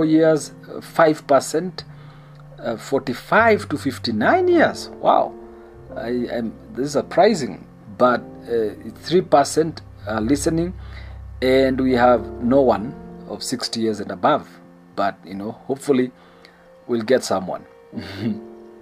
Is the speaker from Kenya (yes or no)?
yes; Kenya; I love being Kenyan. I am proud to be a Kenyan.